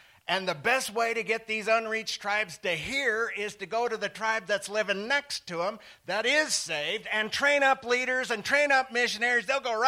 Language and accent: English; Forsyth, Montana, United States; moved away as an adult; also born or lived in Nepal / Siberia; we ended up pastoring in my hometown of Forsyth, Montana. Anybody know where that is? 100 miles east of Billings.